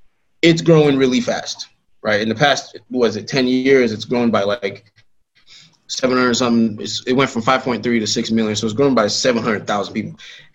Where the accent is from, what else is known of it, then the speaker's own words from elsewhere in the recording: the South, United States; I'm from the South.